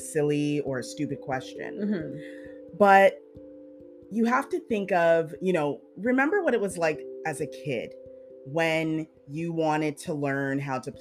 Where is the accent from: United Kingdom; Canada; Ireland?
Canada; we're Canadian